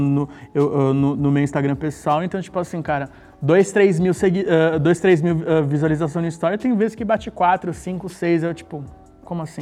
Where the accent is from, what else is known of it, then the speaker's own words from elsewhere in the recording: Santos, São Paulo, Brazil; moved away; sou de Santos, vim de Santos, amo aquela cidade. Como eu nasci lá